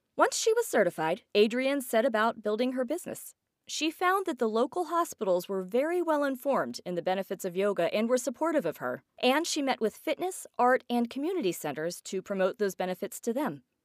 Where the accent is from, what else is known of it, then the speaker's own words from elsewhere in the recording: Johnstown, Pennsylvania, United States; Johnstown, my hometown